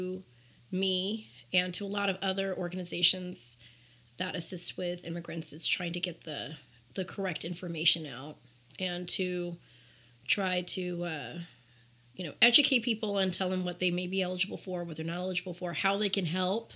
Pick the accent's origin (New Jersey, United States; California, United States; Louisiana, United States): California, United States; Los Angeles; moved away as an adult; also born or lived in Culver City, California; now in Las Vegas, United States; I am from Los Angeles, California. And I the last city in which I lived was Culver City, California. I went to middle school and high school there.